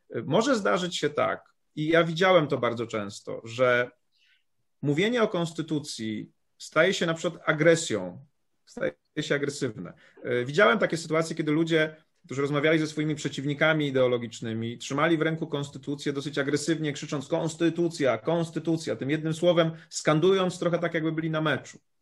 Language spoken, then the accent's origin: Polish; Poland; ja pochodzę z małej miejscowości